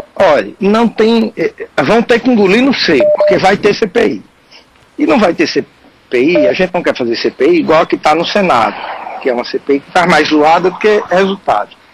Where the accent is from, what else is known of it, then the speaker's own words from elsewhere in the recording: Northeast Region, Brazil; como nordestino, em especial nordestino do interior